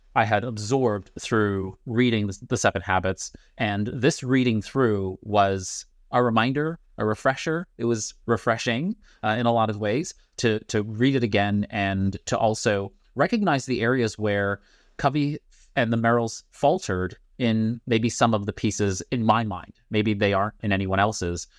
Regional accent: New York City, New York, United States; now in Pittsburgh, United States; I'm from Brooklyn. I live in Pittsburgh.

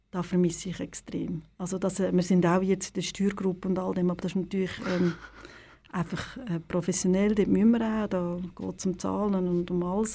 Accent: Lenzburg, Aargau, Switzerland; ich komme aus Lenzburg und ja. bin im Tomasini groß geworden

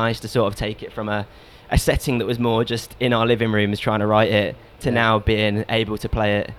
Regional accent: Cambridge, East of England, United Kingdom; also born or lived in Southampton; Well, I've always lived in Cambridge. Well, I grew up in Cambridge, and then went to university in Southampton.

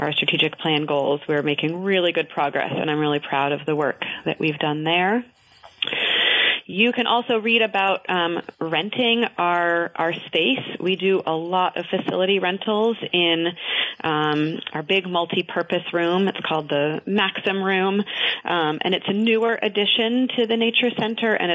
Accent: North Ferrisburgh, Vermont, United States; moved away; also born or lived in Worcester, Vermont; I grew up in the Champlain Valley in North Ferrisburg

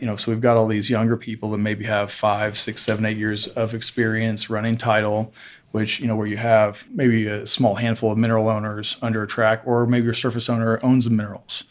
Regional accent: Evansville, Indiana, United States; moved away; I'm originally from Evansville, Indiana, which is very southwest corner of Indiana

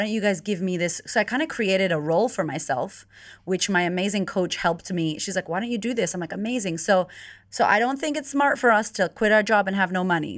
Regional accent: United States; moved away as an adult; now in Melbourne, Australia; I'm originally from America

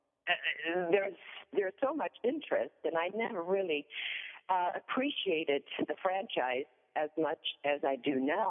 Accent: Sweden; accent: Swedish; moved away as an adult; also born or lived in Hollywood; I go home to Sweden

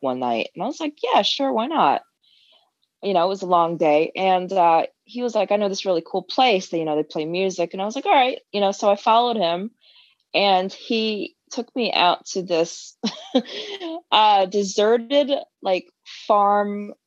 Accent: East Coast, United States; moved away as an adult; also born or lived in London, United Kingdom; now in Austin, United States; since I was about 10 or 11 years old, my parents moved to America from the UK in the early 90s.

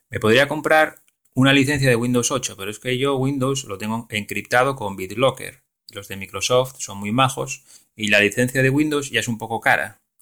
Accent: Galicia, Spain; Lugo, que está a nada, a 20 o 30 minutos en coche de mi pueblo. Entonces lo bueno sería ir a trabajar a Lugo y luego vivir en el pueblo.

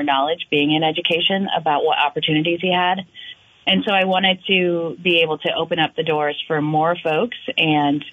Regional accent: Newbury, Vermont, United States; I grew up in Newbury, Vermont. So I'm a Vermonter all my life.

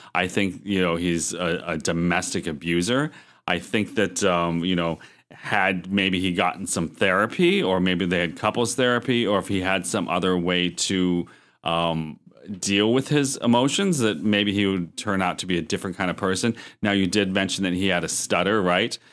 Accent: Erie, Pennsylvania, United States; my hometown of Erie

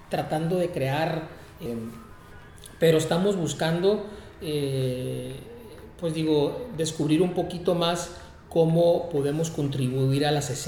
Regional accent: Tijuana, Baja California, Mexico; also born or lived in San Diego; soy de Tijuana, nacido en San Diego, eh, pero criado en Tijuana.

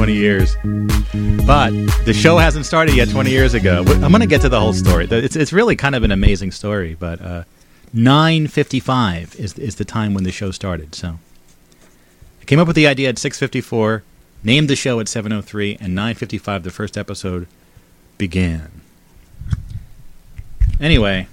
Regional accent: Bridgewater, New Jersey, United States; moved away; the house that I grew up in there in Bridgewater, New Jersey.

